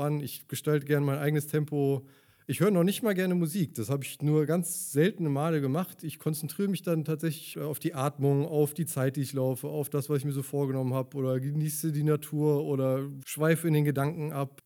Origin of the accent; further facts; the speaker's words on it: Leverkusen, North Rhine-Westphalia, Germany; ich bin in Leverkusen geboren und Leverkusen groß geworden, in Opladen zur Schule gegangen